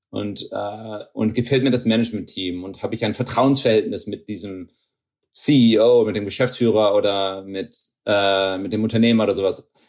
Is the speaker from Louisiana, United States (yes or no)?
no; Texas, United States; Ähm, meine Familie kommt aus, aus Niedersachsen. Ähm, ich bin in Texas aufgewachsen.